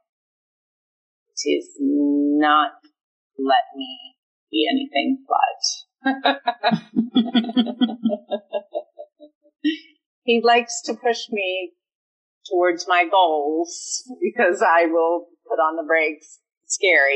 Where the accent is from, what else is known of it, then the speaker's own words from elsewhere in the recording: Eastern Shore of Maryland, United States; I grew up on the Eastern Shore of Maryland, and it's a small town